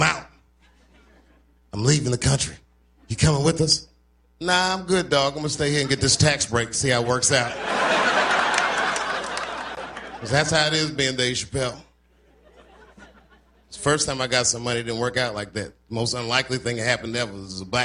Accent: Washington, District of Columbia, United States; born or raised there

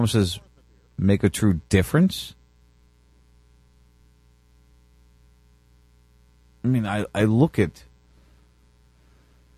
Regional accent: United States; now in Florida, United States; this country, this nation that I defended, that I grew up

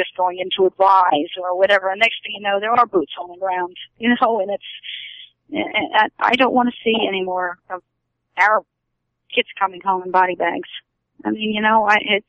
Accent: Haddon Township, New Jersey, United States; moved away; also born or lived in Barrington, New Jersey; I'm from South Jersey also

